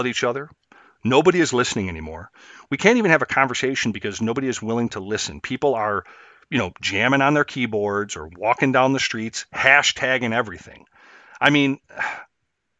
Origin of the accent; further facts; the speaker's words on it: Chicago, Illinois, United States; I grew up in and around Chicago, streets mostly